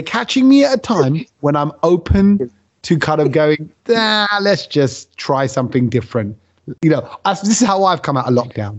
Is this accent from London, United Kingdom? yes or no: yes; London, United Kingdom; I come from East London.